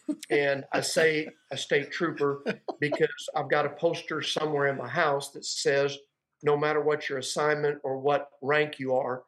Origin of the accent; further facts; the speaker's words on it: Edwards Air Force Base, California, United States; also born or lived in Petit Jean Mountain, Arkansas; now in Arkansas, United States; I was born and raised in California, Edwards Air Force Base.